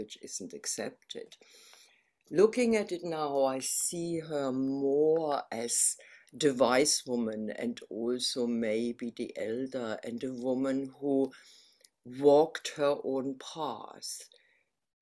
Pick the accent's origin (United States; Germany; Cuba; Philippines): Germany; Berlin; moved away as an adult; now in United Kingdom; I'm from Berlin originally, and I came to the UK in, I think it was 87, yeah, in 1987. So I've been here a long time, but the accent remains